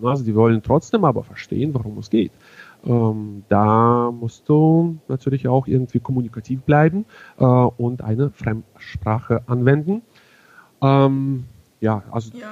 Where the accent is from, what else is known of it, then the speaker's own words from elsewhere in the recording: Hannover, Lower Saxony, Germany; ich komme zwar aus Hannover, bin aber zunächst Bundes, aber dementsprechend auch ja irgendwann auch weltweit unterwegs.